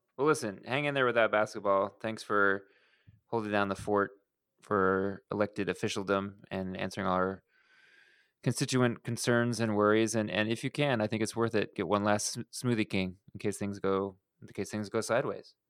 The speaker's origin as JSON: {"language": "English", "town": "Houston", "region": "Texas", "country": "United States", "tie": "born or raised there", "said": "I grew up in Houston"}